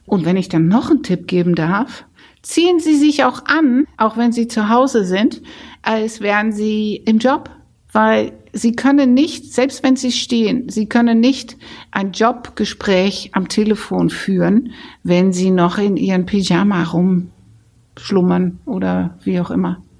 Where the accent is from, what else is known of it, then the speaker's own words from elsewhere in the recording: Netherlands; German is a second language; weil dieser holländische Akzent, wenn ich erzähle, ich bin Holländerin, dann höre ich inzwischen ganz häufig, ach, das hört man ja gar nicht mehr.